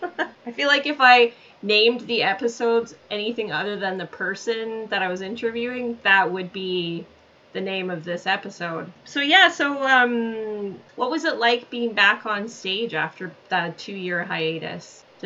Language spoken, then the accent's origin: English; Alberta, Canada; moved away; I'm from Alberta originally